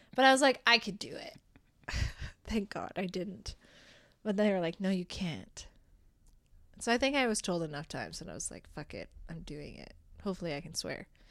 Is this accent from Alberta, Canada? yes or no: yes; Rocky Mountain House, Alberta, Canada; now in Red Deer, Canada; I was from Rocky Mountain House